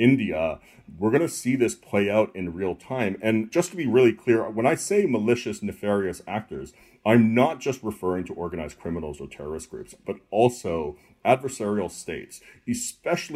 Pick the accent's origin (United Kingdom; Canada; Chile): Canada; moved away; I'm originally from Canada